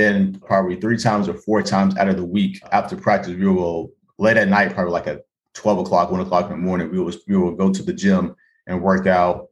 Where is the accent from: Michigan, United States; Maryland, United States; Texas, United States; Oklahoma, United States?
Oklahoma, United States; Oklahoma City; moved away as an adult; also born or lived in California; now in Boston, United States; So I'm born and raised in Oklahoma City. Oklahoma City.